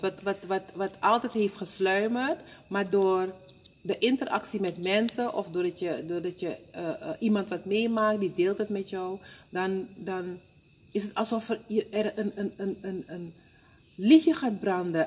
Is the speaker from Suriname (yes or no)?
yes; Suriname; moved away; ik kom uit Suriname